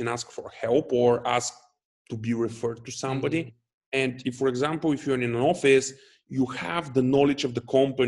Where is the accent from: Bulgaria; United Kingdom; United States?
Bulgaria; Dobrich, Dobrich Province; also born or lived in Varna; I'm originally from Dobrich